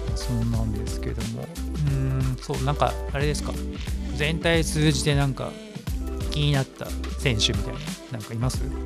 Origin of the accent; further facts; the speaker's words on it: Kansai, Japan; 地元が関西なんですよね